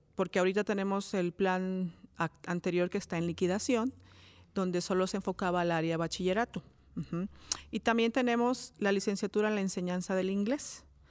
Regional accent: Cuautla, Morelos, Mexico; yo soy de Coautla, originaria de Coautla, Morelos

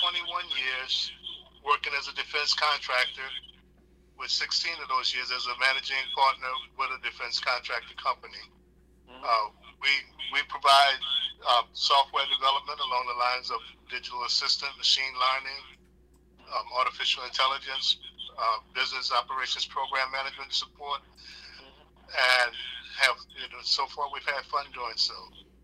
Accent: New Orleans, Louisiana, United States; I'm originally out of New Orleans, Louisiana.

